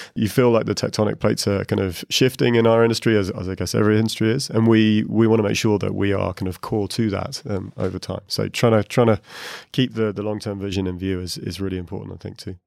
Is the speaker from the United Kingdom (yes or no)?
yes; United Kingdom; moved away as an adult; also born or lived in Asia; now in Dublin, Ireland; I'm a Brit. I just moved to Dublin to Ireland.